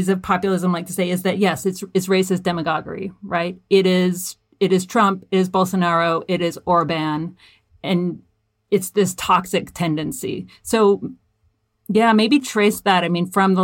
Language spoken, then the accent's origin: English; Athens, Georgia, United States; now in Greensboro, United States; I grew up in Georgia, in, you know, liberal bastion, Athens, Georgia.